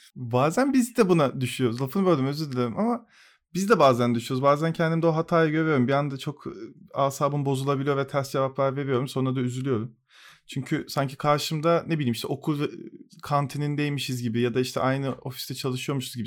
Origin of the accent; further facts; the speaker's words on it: Turkey; Bu coğrafyada işte Türk Türküz